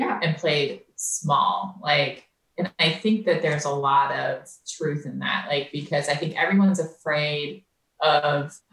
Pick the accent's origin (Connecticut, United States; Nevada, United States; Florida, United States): Florida, United States; moved away; we grew up in Florida.